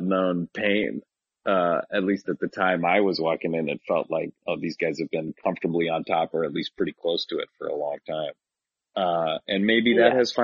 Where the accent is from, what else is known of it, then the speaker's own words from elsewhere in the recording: Seattle, Washington, United States; I grew up on 29th Ave and 55th in the heart of Ravenna, just down the street from the Duchess Tavern, one of the great UW bars